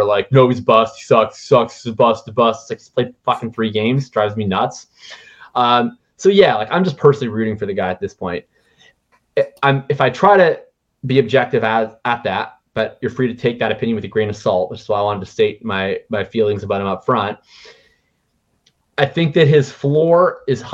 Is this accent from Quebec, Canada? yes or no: no; Winnipeg, Manitoba, Canada; I'm from Winnipeg.